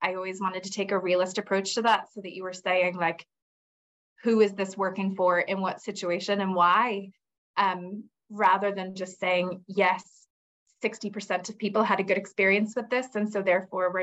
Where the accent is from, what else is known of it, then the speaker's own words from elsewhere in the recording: United States; moved away as an adult; now in Northern Ireland, United Kingdom; when I moved here, I'm American, and when I moved here 20 years ago